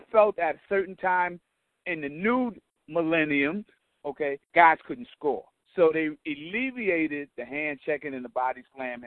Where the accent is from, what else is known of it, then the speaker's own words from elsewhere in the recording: New York City, New York, United States; I grew up in Patterson